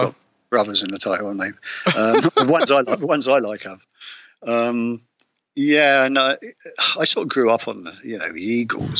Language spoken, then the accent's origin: English; Woking, South East England, United Kingdom; moved away as an adult; now in Cornwall, United Kingdom; …, they came from my hometown.